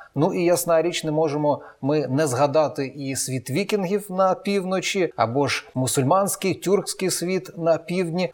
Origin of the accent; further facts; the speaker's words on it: Eastern Ukraine, Ukraine; схід України, звідки я родом